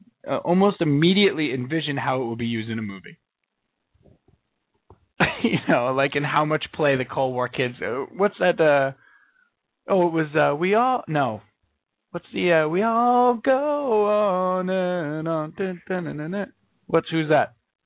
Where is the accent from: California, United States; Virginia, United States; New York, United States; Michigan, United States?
New York, United States; We're on Long Island. I don't know if you guys knew this. We're from Long Island.